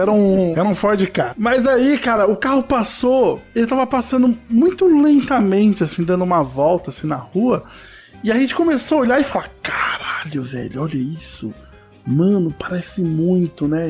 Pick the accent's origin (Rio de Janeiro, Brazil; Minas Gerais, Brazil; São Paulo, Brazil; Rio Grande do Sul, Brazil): São Paulo, Brazil; Osasco; do querido bairro Novo Osasco, que foi onde eu cresci